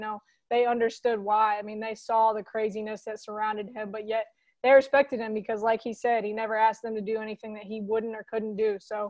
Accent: Fort Wayne, Indiana, United States; Well, I'm from Fort Wayne, and most of the sports that we follow in Fort Wayne are Chicago sports. So I kind of grew up a Bulls fan. I really didn't become a Pacers fan until I lived in Indianapolis playing at Butler.

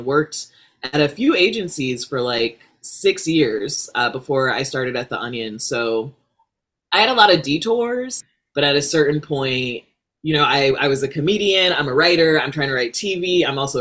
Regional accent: Rockford, Illinois, United States; moved away as an adult; also born or lived in Chicago, Illinois; now in Los Angeles, United States; I am from Illinois, Midwest. I grew up in Rockford, Illinois

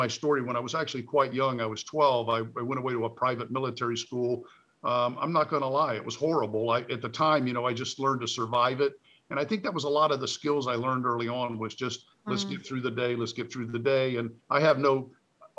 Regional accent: Florida, United States; I grew up in the East Coast in Florida

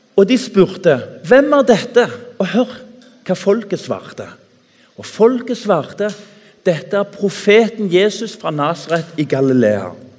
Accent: Tananger, Rogaland, Norway; Når jeg vokste opp i Tananger, på bedehuset

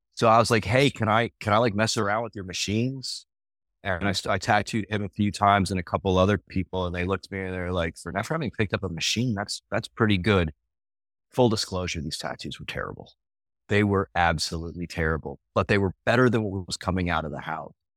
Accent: Fort Lauderdale, Florida, United States; also born or lived in North Carolina; now in Fall River, North Carolina, United States; I'm originally from South Florida, like the Fort Lauderdale area.

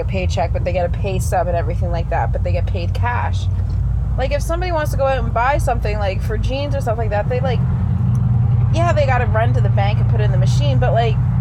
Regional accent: Canada

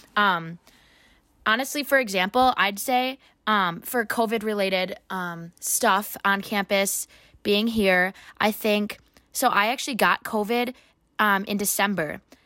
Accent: Waunakee, Wisconsin, United States; now in Madison, United States; I am from Wanakee, Wisconsin, in high school, um, which is just fifteen minutes away from here

